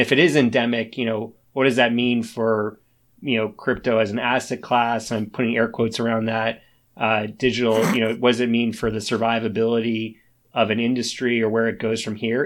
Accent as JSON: {"language": "English", "country": "United States", "said": "as an American"}